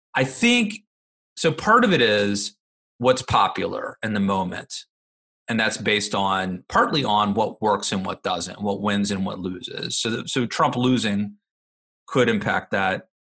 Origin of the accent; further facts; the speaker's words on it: Maryland, United States; my home state of Maryland